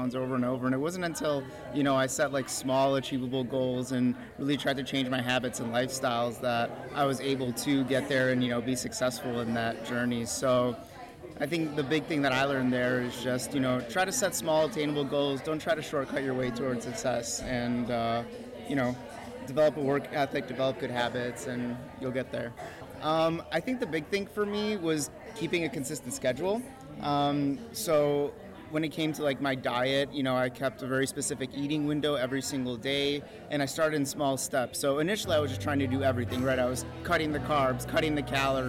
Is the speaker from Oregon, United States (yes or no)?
no; Chicago, Illinois, United States; I'm from Chicago.